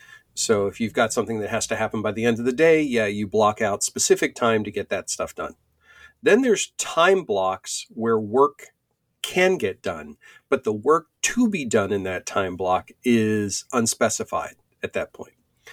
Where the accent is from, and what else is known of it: Pennsylvania, United States